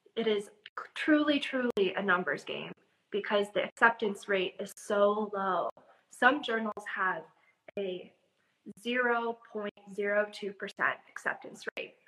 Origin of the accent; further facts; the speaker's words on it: Midwest, United States; I'm from the Midwest